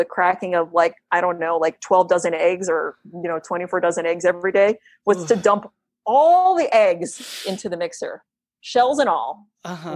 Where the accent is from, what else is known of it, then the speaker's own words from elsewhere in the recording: Connecticut, United States; moved away; also born or lived in New York City; I had moved back from New York City back to where I grew up in Connecticut